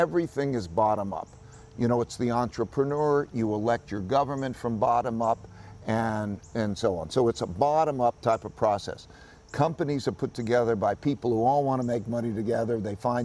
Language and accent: English; United States; I grew up in America, which was a land of opportunity for me.